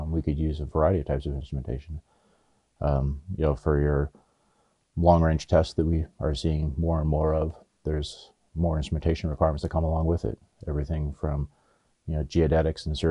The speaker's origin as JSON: {"language": "English", "region": "Oregon", "country": "United States", "tie": "born or raised there", "also_born_or_lived": "Los Angeles, California", "moved": "yes", "lives_now": "Yuma, United States", "said": "I grew up in Oregon and went to college"}